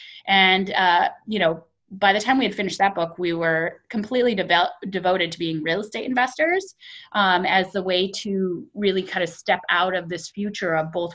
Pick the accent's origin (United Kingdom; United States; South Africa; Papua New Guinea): Papua New Guinea; also born or lived in Pohnpei, Micronesia; I was raised in Papua New Guinea and Pohnpei, which is in Micronesia and the Pacific Islands.